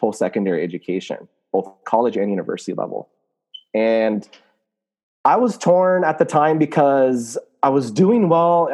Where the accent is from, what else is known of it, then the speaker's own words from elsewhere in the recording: Canada; also born or lived in Lebanon; I'm from Canada. I am a Muslim, Lebanese, Canadian